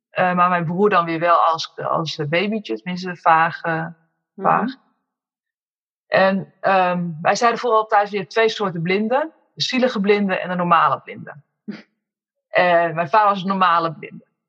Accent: Amersfoort, Utrecht, Netherlands; moved away as an adult; now in Woerden, Netherlands; Dus ik ben met z'n tweeën zijn we opgegroeid in Amersfoort. Geboren en getogen, maar nu woonzaam in Woerden

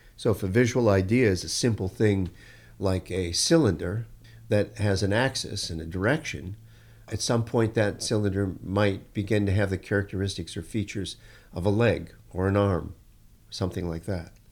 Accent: Detroit, Michigan, United States; I grew up in Detroit

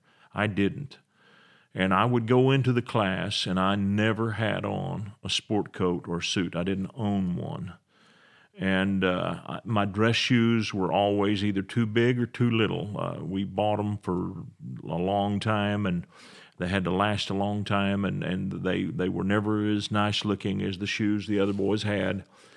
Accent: West Texas, United States; I come from West Texas, and I'm very familiar with this concept

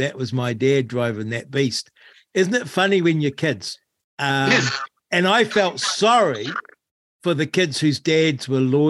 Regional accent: Rangiora, Canterbury, New Zealand; I grew up in Rangura, and my father was a truck driver.

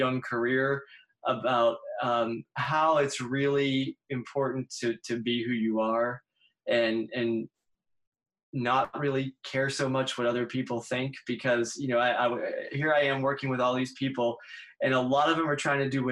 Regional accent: Pittsburgh, Pennsylvania, United States; moved away as an adult; now in West Virginia, United States; I'm from Pittsburgh originally

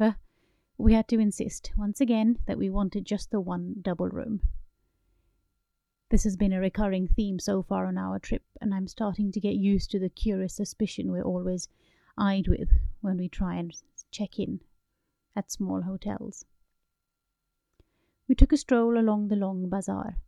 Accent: United Kingdom; As a British Indian married to a Swede

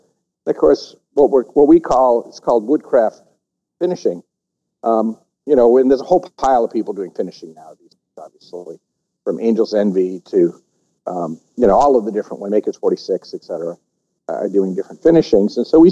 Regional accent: Cincinnati, Ohio, United States; And the thing that really got us excited, and we're from Cincinnati, and, you know, in the mid-1800s, 85% of the whiskey in America came from Cincinnati.

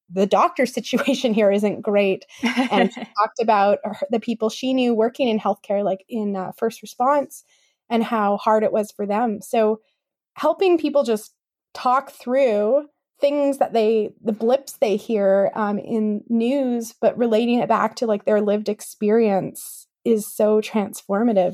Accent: Kamloops, British Columbia, Canada; also born or lived in West Kootenays; I grew up in Kamloops

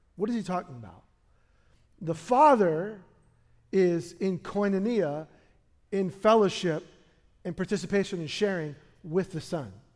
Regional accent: New York City, New York, United States; now in Portland, United States; we were born in the same hospital in, in Brooklyn

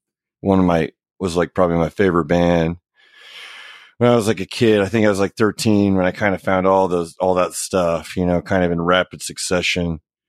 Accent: Oklahoma, United States; Yeah, I feel like Oklahoma is a pretty music positive state, I guess.

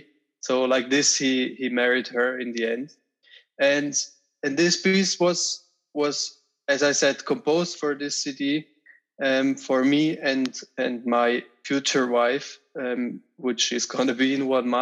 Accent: Switzerland; also born or lived in Zurich; I'm a percussionist and I'm from Switzerland

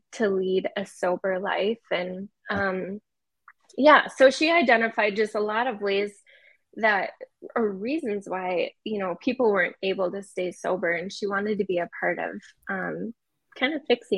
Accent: Wisconsin area, Minnesota, United States; moved away as an adult; now in Salt Lake City, United States; I came from Minnesota, Wisconsin area. Actually just moved to Salt Lake about a year ago, so we've already decided we're not going back to Minnesota

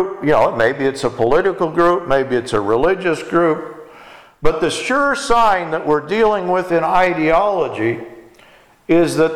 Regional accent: Texas, United States; when I was growing up in Texas

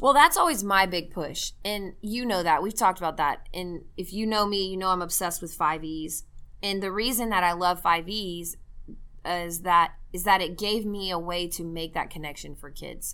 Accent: Mesquite, Texas, United States; my hometown, by the way, of Mesquite, Texas

